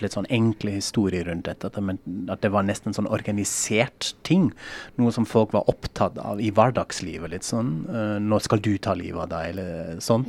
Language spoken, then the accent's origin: Norwegian; Frankfurt, Hesse, Germany; Norwegian is a second language; now in Norway; Jeg er jo fra Frankfurt